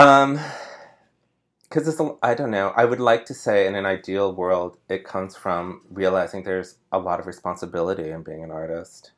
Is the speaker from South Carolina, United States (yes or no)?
no; Sparks, Nevada, United States; moved away as an adult; now in New York, United States; I grew up in Sparks, Nevada